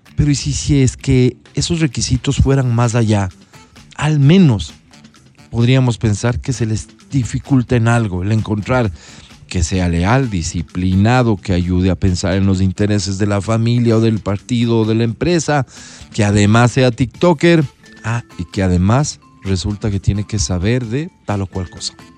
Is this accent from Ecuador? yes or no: yes; Ecuador; Soy ecuatoriano